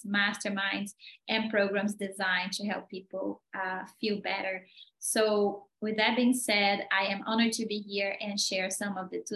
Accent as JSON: {"language": "English", "country": "Brazil", "moved": "yes", "said": "I am originally from Brazil"}